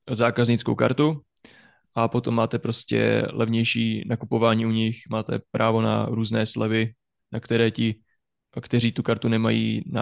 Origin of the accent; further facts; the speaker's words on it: Haná, Olomouc Region, Czechia; accent: Hanák dialect; Ano, máme tam nářečí, hanáčtinu takzvanou.